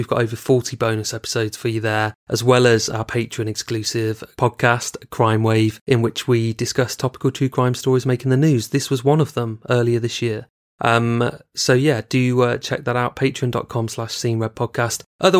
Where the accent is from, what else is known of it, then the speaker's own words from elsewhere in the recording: United Kingdom; I am British Pakistani, British first with Pakistani heritage, and we were always brought up to be interracial, to mix with the entire community.